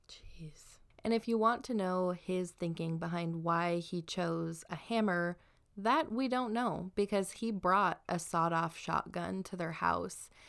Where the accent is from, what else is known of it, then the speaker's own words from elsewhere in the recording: southern Idaho, United States; I'm from southern Idaho